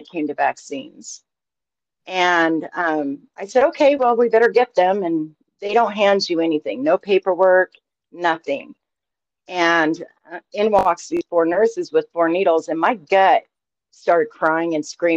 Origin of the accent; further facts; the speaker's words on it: Idaho, United States; I'm born and raised in Idaho